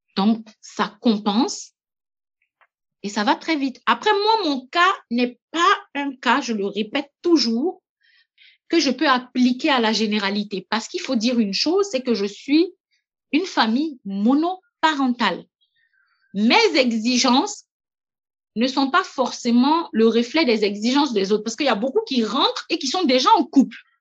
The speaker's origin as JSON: {"language": "French", "country": "Burkina Faso", "also_born_or_lived": "Montpellier, France / Gabon", "moved": "as an adult", "said": "en tant que Burkinabé, ayant vécu en France, ayant la culture du travail à la française, plus celle du Burkina"}